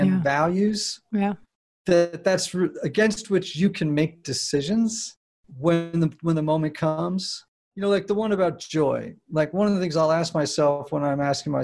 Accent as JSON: {"language": "English", "region": "New England", "country": "United States", "tie": "born or raised there", "said": "I grew up in New England."}